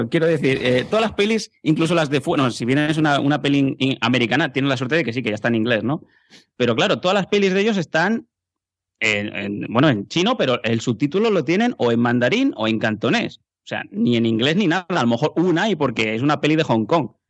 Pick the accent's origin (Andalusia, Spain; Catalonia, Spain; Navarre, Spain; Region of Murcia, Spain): Catalonia, Spain; yo como buen catalán